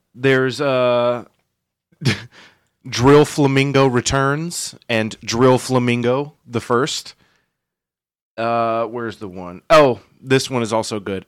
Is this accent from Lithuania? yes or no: no; Yulee, Florida, United States; I grew up, you know, in Yulee here